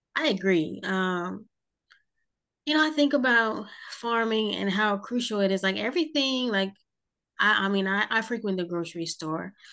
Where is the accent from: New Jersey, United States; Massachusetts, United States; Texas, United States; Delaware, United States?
New Jersey, United States; moved away; I'm from New Jersey originally, but I say I'm from South Jersey